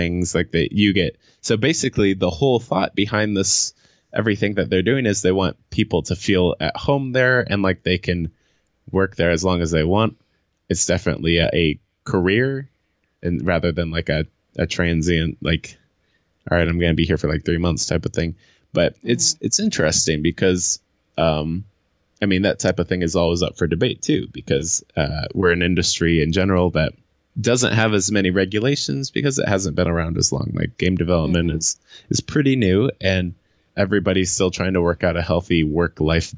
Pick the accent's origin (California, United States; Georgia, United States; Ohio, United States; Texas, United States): Ohio, United States; I grew up in Ohio and Ohio is so flat